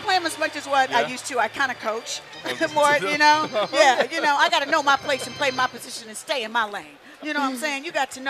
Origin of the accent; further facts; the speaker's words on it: Indianapolis, Indiana, United States; moved away; to go to my hometown to do a motivational speech in Indianapolis, Indiana.